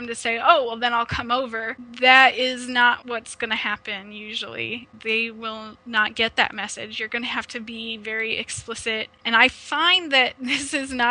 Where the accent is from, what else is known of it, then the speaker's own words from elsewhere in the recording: Omaha, Nebraska, United States; now in Ontario, Canada; I am originally from Omaha, Nebraska, but I've relocated to Ontario, Canada